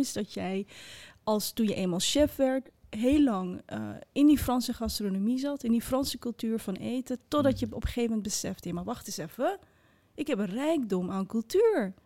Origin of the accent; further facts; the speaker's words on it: Netherlands; also born or lived in Morocco; ik ben geboren in Marokko en opgegroeid in een klein wit dorpje